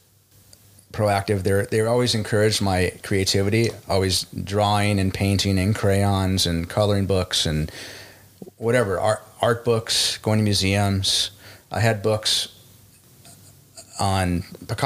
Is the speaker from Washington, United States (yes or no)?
no; Los Angeles, California, United States; also born or lived in Santa Monica; I was born in Los Angeles, and I've been here my whole life